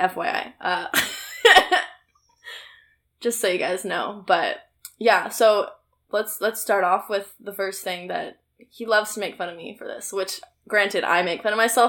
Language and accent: English; United States; I'm an American